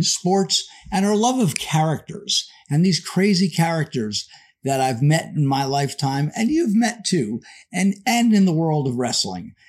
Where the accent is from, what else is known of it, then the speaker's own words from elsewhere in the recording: New Jersey, United States; also born or lived in New York City; now in Lehigh Valley, Pennsylvania, United States; growing up in Jersey